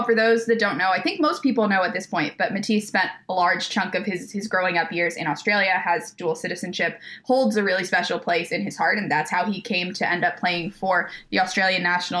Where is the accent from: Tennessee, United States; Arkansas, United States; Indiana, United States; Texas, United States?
Texas, United States; Houston; I'm from Houston, Texas, so I have a lot of love in my heart for Austin, Texas.